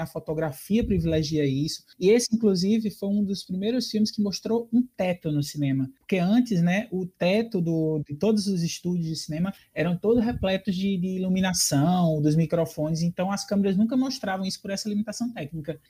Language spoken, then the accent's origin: Portuguese; Brazil; principalmente sendo brasileiro